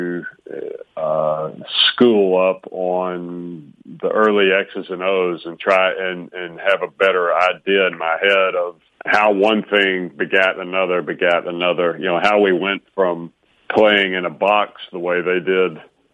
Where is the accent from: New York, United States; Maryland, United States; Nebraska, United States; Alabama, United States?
Alabama, United States; I grew up in Alabama